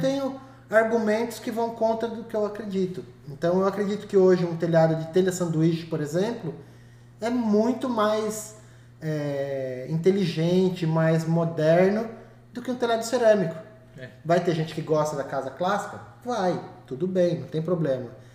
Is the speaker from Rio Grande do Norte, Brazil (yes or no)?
no; Iperó, São Paulo, Brazil; eu cresci em Iperó